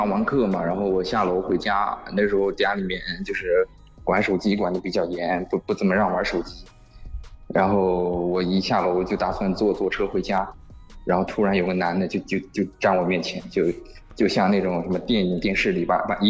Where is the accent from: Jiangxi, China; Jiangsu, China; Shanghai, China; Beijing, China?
Shanghai, China; 在，我是上海。